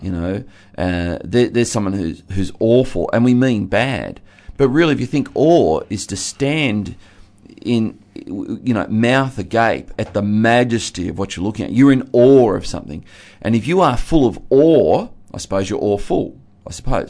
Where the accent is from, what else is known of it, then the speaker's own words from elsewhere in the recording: Geelong, Victoria, Australia; where I grew up in Geelong